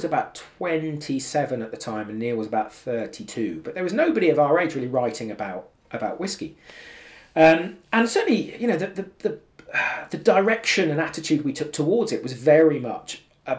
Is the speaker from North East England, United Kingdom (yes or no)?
no; the Cotswolds, South West England, United Kingdom; now in London, United Kingdom; I grew up in the Cotswolds